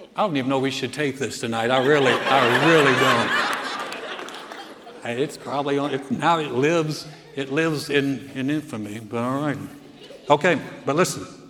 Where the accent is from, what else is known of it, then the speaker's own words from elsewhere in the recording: Greensboro, North Carolina, United States; moved away; my hometown, Greensboro, North Carolina